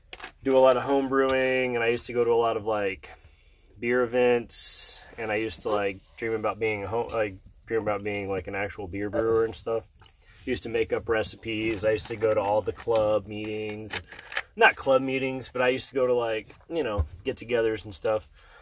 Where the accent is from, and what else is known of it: Midwest, United States